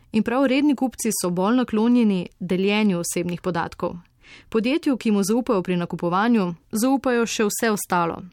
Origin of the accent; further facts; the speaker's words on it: Slovenia; Slovenci smo